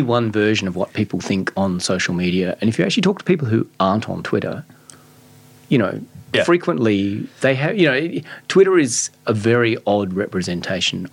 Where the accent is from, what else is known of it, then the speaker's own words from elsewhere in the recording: Adelaide, South Australia, Australia; I grew up in Glenelg, the sex crime capital of Australia.